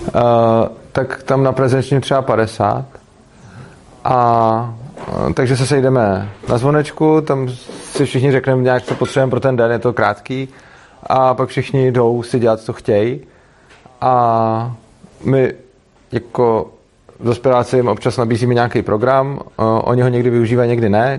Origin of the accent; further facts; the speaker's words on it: Prague, Czechia; jsem z Prahy a, eh, dojíždím do Brna